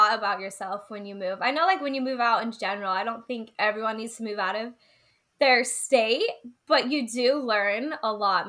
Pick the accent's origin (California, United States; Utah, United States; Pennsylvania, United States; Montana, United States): Utah, United States; moved away; We are actually both from Utah, a little town in Utah.